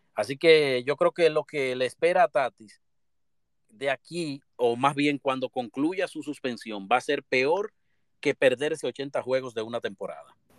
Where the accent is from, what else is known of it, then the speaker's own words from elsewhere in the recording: Dominican Republic; todos como dominicanos